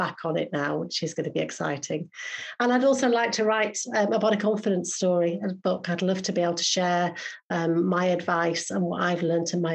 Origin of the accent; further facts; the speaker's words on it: Yorkshire and the Humber, United Kingdom; I am a Yorkshire girl